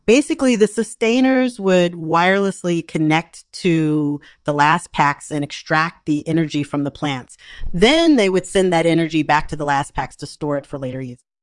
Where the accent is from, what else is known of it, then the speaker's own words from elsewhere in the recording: Massachusetts, United States; now in Portland, United States; I'm originally from Massachusetts, and I currently live in Portland, Oregon